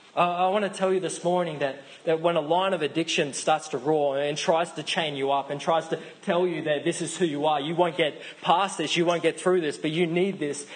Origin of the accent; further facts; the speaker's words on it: Australia; accent: Australian; Say it like an Australian. I know my accent's a little strong